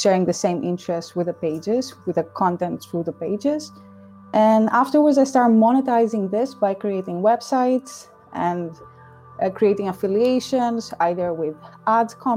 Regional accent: Athens, Attica, Greece; moved away as an adult; also born or lived in Dublin, Ireland; now in Amsterdam, Netherlands; I was born and raised in Greece, in Athens specifically.

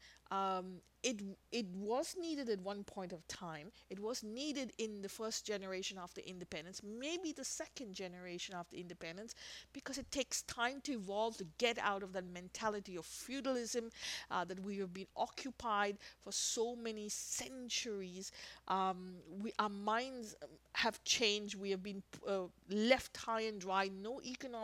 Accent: India; as an Indian nation

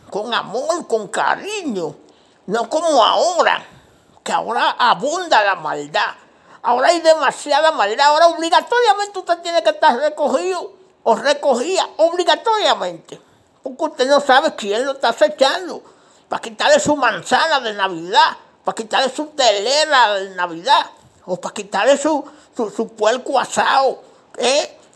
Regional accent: Dominican Republic; now in Washington, United States; Pues yo soy dominicano, eh, yo vivo aquí en Washington DC, en los Estados Unidos, pero somos dominicanos. Y nacido y criado allá en República Dominicana.

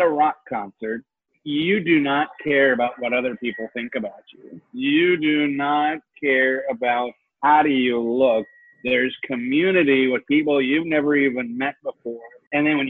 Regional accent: Seattle, Washington, United States; I'm from Seattle

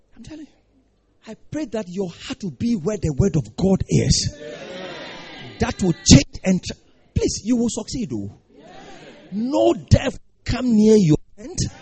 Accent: Ghana

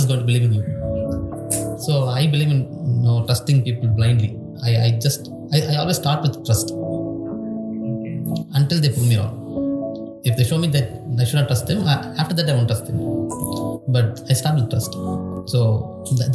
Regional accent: Tamil Nadu, India; accent: Tamil; English is a second language; I did not speak English when I went into college. Now I speak okay English, because actually my English also looks like Tamil

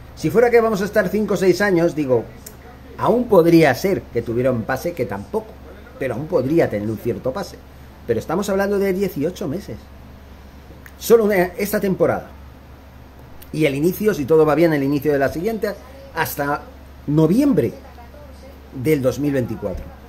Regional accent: Barcelona, Catalonia, Spain; moved away as an adult; now in Guatemala; mi ciudad natal, que es Barcelona

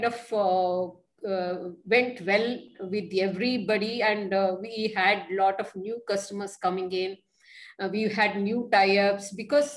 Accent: Mysore, Karnataka, India; moved away as an adult; now in Bangalore, India; I was born and brought up in Mysore

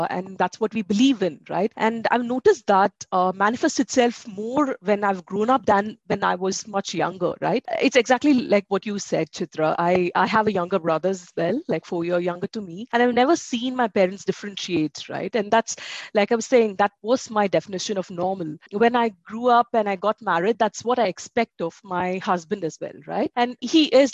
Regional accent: Bangalore, Karnataka, India; also born or lived in Ahmedabad; my hometown, which is in Bangalore

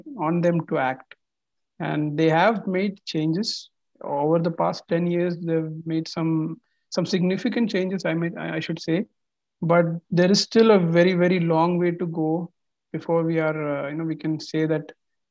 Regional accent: India; now in Qatar; as an Indian living here

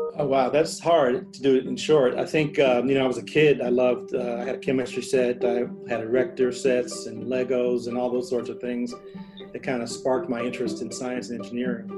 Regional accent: St. Louis, Missouri, United States; McDonnell Douglas in St. Louis, my hometown

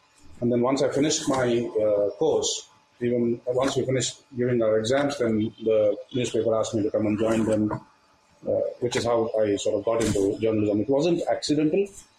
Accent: Coimbatore, Tamil Nadu, India; And then I did my college in Coimbatore. I'm from Coimbatore. I did my college, my graduation from PhD College of Arts and Science.

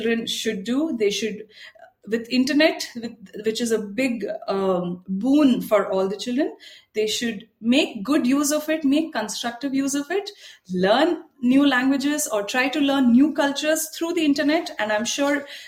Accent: Mumbai, Maharashtra, India; also born or lived in France; I'm from Mumbai.

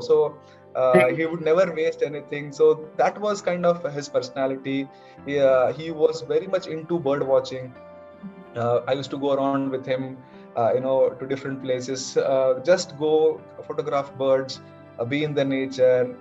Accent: Hubli, Karnataka, India; born and brought up in Hubli.

